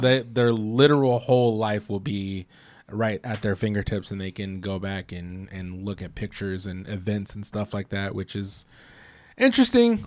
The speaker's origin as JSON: {"language": "English", "country": "United States", "tie": "born or raised there", "said": "this place is home for me. This is where I grew up"}